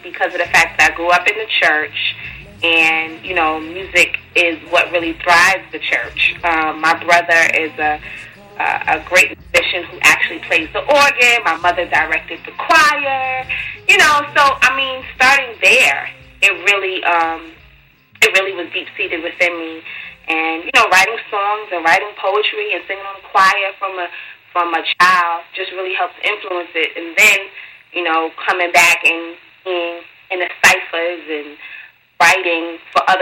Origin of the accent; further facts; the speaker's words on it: New York City, New York, United States; Born and raised in Brooklyn.